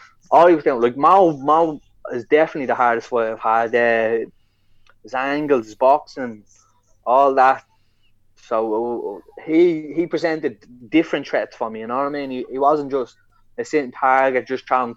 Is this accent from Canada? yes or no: no; Ireland; I'm an Irish lad